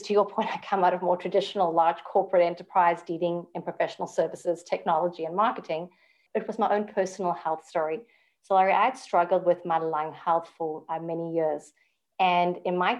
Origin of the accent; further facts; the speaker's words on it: South Africa; moved away as an adult; now in Canada; born and bred in South Africa, I immigrated when I was literally 5 days married to my husband.